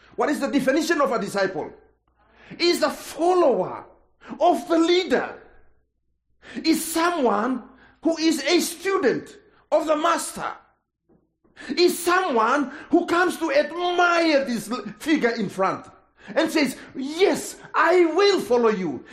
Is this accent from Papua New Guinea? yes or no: yes; Papua New Guinea; English is a second language; I'm from Papua New Guinea